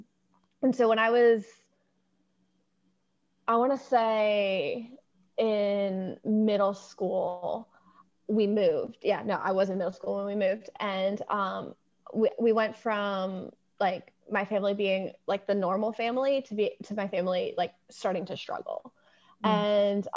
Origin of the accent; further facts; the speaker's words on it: Eastern Shore of Maryland, United States; I grew up on the Eastern Shore of Maryland